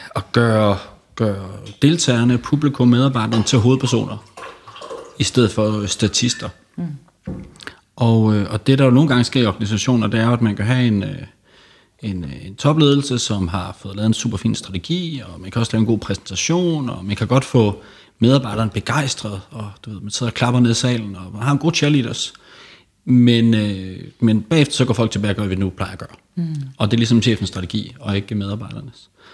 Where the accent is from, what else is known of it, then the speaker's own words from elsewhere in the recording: Aarhus, Central Denmark Region, Denmark; moved away as an adult; now in Copenhagen, Denmark; jeg kommer oprindeligt fra Aarhus